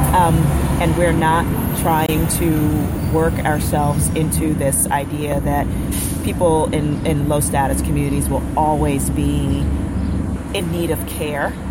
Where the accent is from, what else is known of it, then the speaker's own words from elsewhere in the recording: New York City, New York, United States; I'm from I'm from the South Bronx